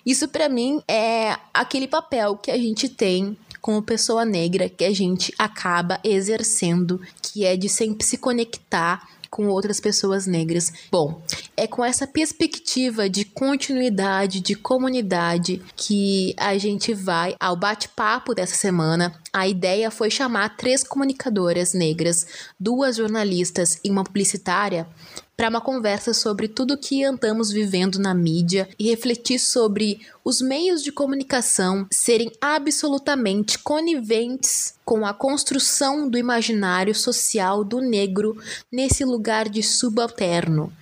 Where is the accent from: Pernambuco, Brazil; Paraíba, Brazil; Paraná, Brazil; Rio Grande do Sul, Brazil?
Rio Grande do Sul, Brazil; Bagé; eu sou do sul do estado, sou de Bagé